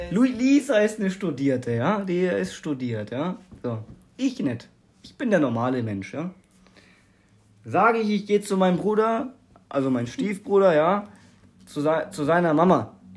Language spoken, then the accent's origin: German; Germany; ich so als Deutscher